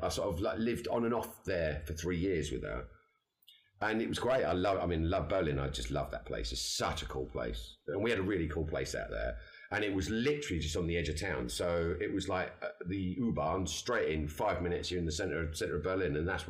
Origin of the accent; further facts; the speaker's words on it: England, United Kingdom; us English guys